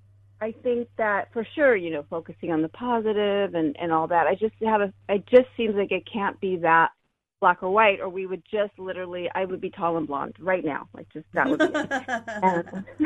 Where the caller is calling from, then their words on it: San Diego, California, United States; Hi. And I'm calling from San Diego.